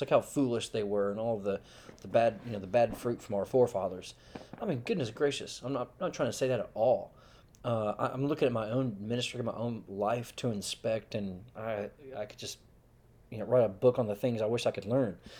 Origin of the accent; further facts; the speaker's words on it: Texas, United States; also born or lived in Hong Kong; I was usually more eager to claim myself as a, as a Texan